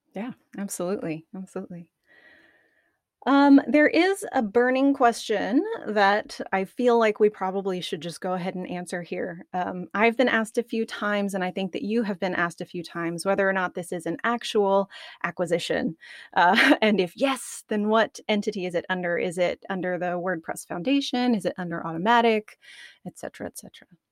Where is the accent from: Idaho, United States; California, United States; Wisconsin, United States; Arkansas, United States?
Arkansas, United States; I'm from Arkansas